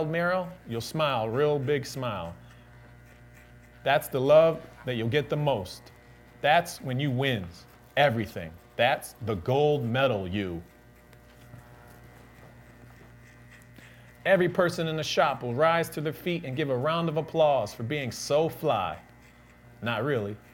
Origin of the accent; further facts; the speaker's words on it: Waterbury, Connecticut, United States; the wonderful city of Waterbury, my hometown, born and raised.